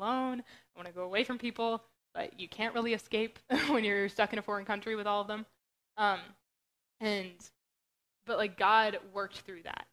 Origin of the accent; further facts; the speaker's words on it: Western Pennsylvania, United States; moved away; I grew up in Western Pennsylvania.